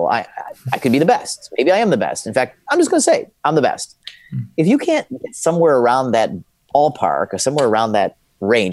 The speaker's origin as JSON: {"language": "English", "town": "Chicago", "region": "Illinois", "country": "United States", "tie": "born or raised there", "said": "I grew up in a city called Chicago"}